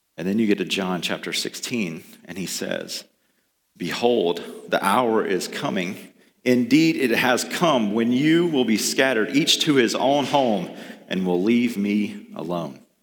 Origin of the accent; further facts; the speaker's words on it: the South, United States; Growing up in the South